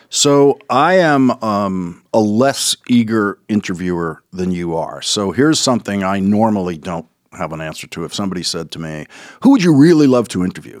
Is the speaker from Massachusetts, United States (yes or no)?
yes; Boston, Massachusetts, United States; accent: Boston